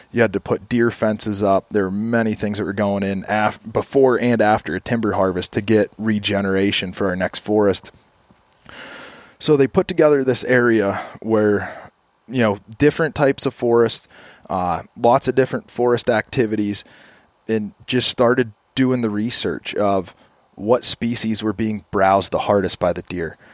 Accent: Kane, Pennsylvania, United States; I grew up in Kane, Pennsylvania

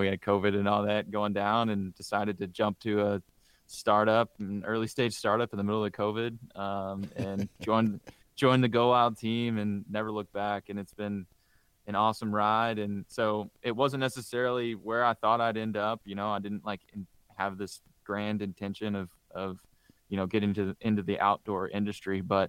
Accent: Indiana, United States; growing up in Southern Indiana, I had a lot of buddies that hunted.

